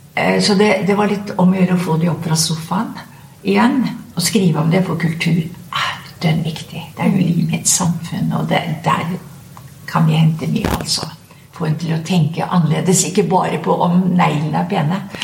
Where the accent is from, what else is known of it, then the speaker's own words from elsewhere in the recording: Skien, Telemark, Norway; Jeg kom jo fra Ibsens eh, fødeby, Skien